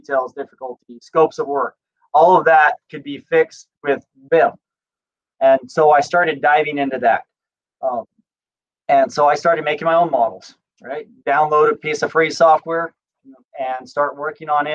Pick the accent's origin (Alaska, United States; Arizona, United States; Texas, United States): Arizona, United States; Scottsdale; I grew up in Scottsdale, Arizona, and saw construction coming up around me all the time